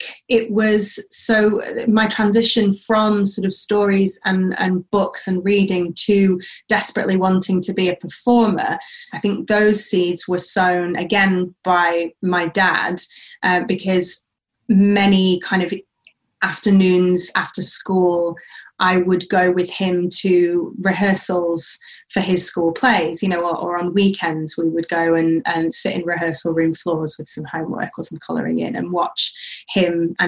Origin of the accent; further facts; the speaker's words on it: Sheffield, Yorkshire and the Humber, United Kingdom; moved away as an adult; also born or lived in Manchester / London; now in Central Coast, Australia; I grew up in Sheffield, as you said, which is in South Yorkshire in the UK.